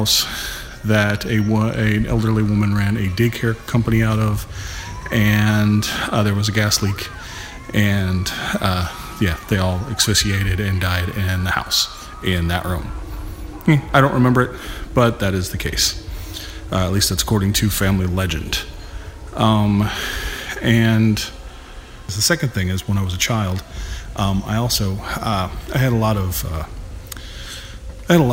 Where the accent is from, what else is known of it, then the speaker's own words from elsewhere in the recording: Lompoc, California, United States; the house that I was born into in Lompoc, California.